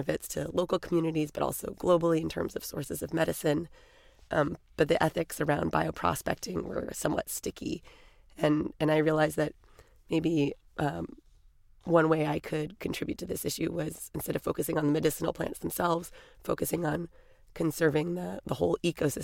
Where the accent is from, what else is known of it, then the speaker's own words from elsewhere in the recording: California, United States; I grew up in California, spent a lot of summers growing up camping up and down the California and Oregon coast